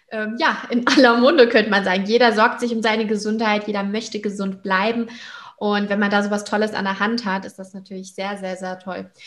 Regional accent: Hamburg, Germany; beauftragt in der Ambassador-Gruppe für Unternehmer und Unternehmerinnen in Hamburg und Umgebung. Und das ist ja meine Heimat.

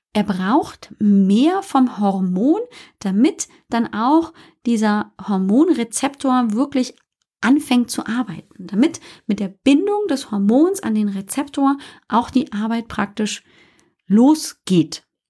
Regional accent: Germany; accent: German; also born or lived in United States; man hört natürlich immer meinen englischen Akzent, äh, meinen deutschen Akzent

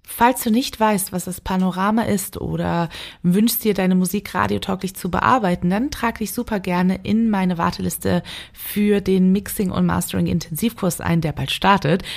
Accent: Cologne, North Rhine-Westphalia, Germany; ich als geborene Kölnerin

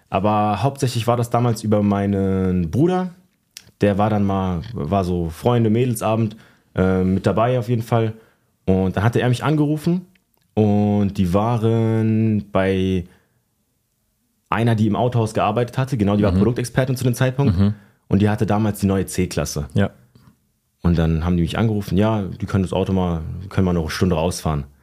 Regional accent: Schlüchtern, Hesse, Germany; Es nennt sich Schlüchtern. Es ist zwischen, zwischen Fulda und Frankfurt.

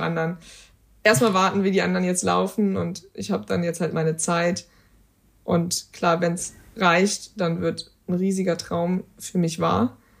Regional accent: Germany; wir kommen aus Deutschland

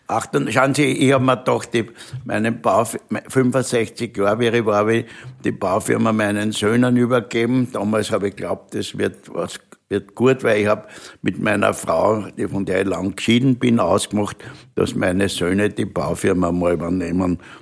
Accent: Vienna, Austria; bin ein Wiener und ich bin stolz drauf

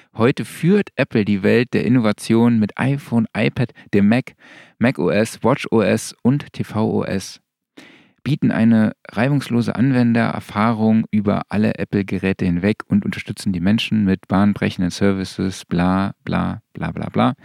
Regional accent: Saarland, Germany; moved away; ich komme ja aus dem Saarland

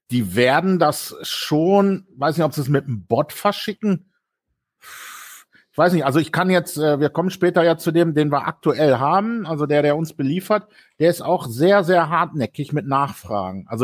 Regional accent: Bielefeld, North Rhine-Westphalia, Germany; moved away; Ich komme ja aus Bielefeld

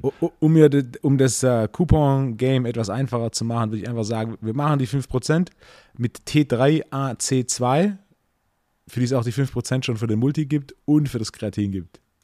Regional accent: Swabia, Baden-Württemberg, Germany; ich bin, bin ja Schwabe

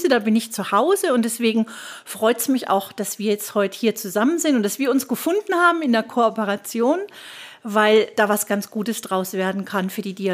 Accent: Würzburg, Bavaria, Germany; also born or lived in Stuttgart; bin dann von Stuttgart nach Würzburg wieder zurück, wo auch mein Heimatort ist, wo ich auch heute lebe mit meinem Sohn und meinem Mann

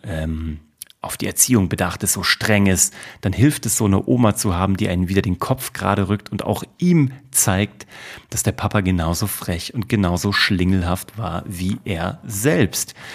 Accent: Kassel, Hesse, Germany; moved away as an adult; also born or lived in Cologne / New York / Vienna; now in Munich, Germany; nach Kassel in die genaue Mitte von Deutschland fahren, wo ich geboren wurde und wo ich herkomme

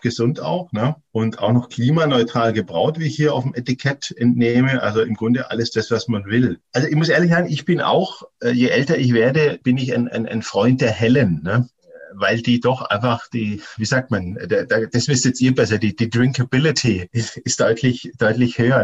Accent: Kraichgau, Baden-Württemberg, Germany; now in Stuttgart, Germany; Und ich selber bin auch gewachsen im Kraichgau

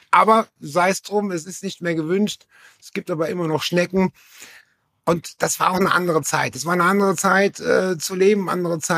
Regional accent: Saarland, Germany; Georg sagte das Saarland und ich komme aus der Nähe von Schengen, das ist das Dreiländereck.

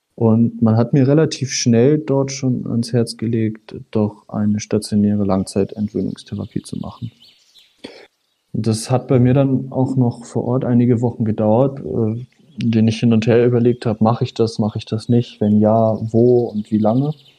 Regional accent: north of Hamburg, Schleswig-Holstein, Germany; also born or lived in Husum; Ich komme aus dem Speckgürtel Hamburg, ähm, nördlich von Hamburg. Ich bin noch weiter oben geboren. Ich bin äh, an der Nordseeküste in Husum geboren und mhm. dann mit, was waren das, drei Jahre, vier Jahre, äh, in die Nähe von Hamburg gezogen

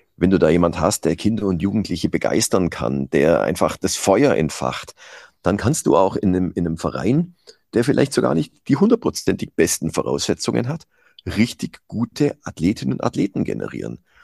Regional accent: Iller valley, Bavaria, Germany; in einem Skiclub ähm, von meinem Heimatort

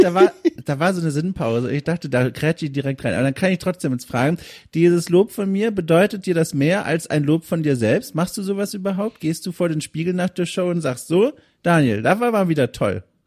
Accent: Southern Germany, Germany; ich komme aus Süddeutschland

